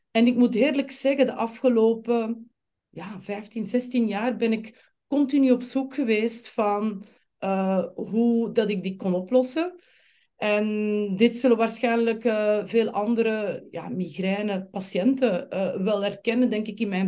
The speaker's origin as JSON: {"language": "Dutch", "region": "Flanders", "country": "Belgium", "accent": "Flemish", "moved": "as an adult", "lives_now": "Amsterdam, Netherlands", "said": "Eh, ik kom oorspronkelijk uit België, zoals waarschijnlijk de meeste van jullie nu al zullen opgepikt hebben. Van dat Vlaamse accentje ga ik eh, niet afgeraken. ik woon in met mijn man Filip en twee kinderen, twee teenagers, Maxim en Sienna in Amsterdam."}